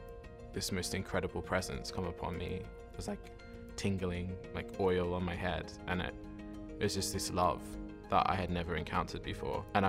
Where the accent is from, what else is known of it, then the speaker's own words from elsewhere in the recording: Sydney, New South Wales, Australia; moved away as an adult; now in Oxford, United Kingdom; I am from Sydney, Australia originally. I was brought up there and then moved over here to study theology at the University of Oxford